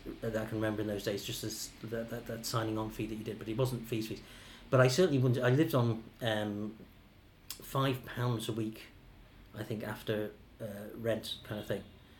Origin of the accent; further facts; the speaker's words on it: Chester, North West England, United Kingdom; moved away as an adult; also born or lived in Macclesfield / Dublin, Ireland; So I was born and raised in Chester, which is in northwest England. My father is Irish Jewish, and he emigrated in the 1950s. And my mother's from a Devon farming background